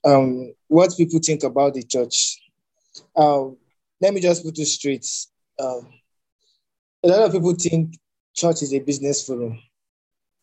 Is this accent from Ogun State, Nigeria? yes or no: yes; Abeokuta, Ogun State, Nigeria; my hometown, Abeokuta